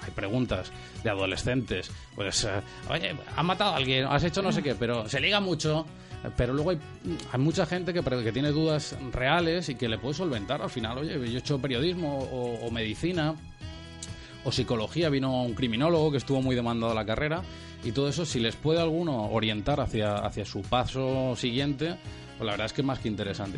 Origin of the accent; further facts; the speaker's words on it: Magaluf, Balearic Islands, Spain; yo soy de Magaluf de toda la vida